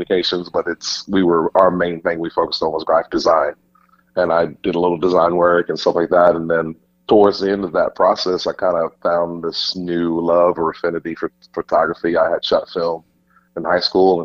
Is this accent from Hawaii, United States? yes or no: no; Hayes, Virginia, United States; moved away as an adult; also born or lived in Tachikawa, Tokyo, Japan; now in Texas, United States; I'm from Hayes, Virginia